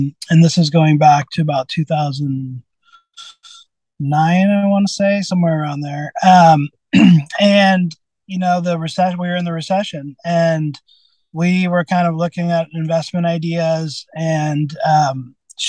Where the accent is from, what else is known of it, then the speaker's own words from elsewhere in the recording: Santa Rosa, California, United States; also born or lived in Sebastopol, United States / Windsor, United States; I grew up in Santa Rosa, and then part-time in Sebastopol